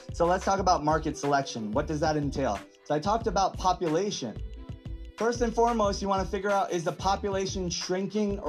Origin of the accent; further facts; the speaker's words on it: Atlanta, Georgia, United States; I'm from Atlanta